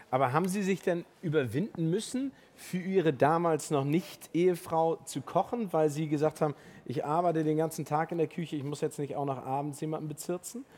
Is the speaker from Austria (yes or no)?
no; Hamburg, Germany; Als Hamburger